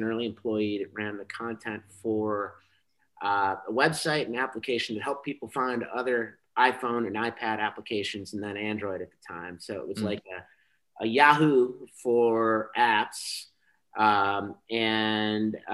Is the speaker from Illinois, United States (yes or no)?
yes; Chicago, Illinois, United States; I moved back home. I'm from Chicago. I moved back home when I was 25.